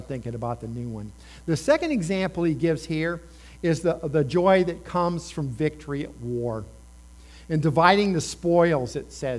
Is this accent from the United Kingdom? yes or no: no; Indiana, United States; moved away; I grew up in Indiana. We had corns and soybean.